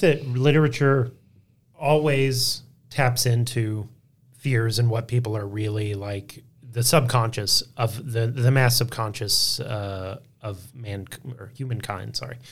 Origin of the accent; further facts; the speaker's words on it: Texas Panhandle, United States; I grew up in the Texas Panhandle too